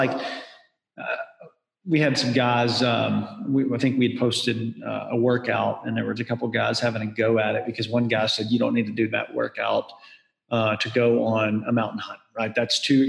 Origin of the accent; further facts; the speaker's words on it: Southern U.S., United States; I grew up in the Southern U.S.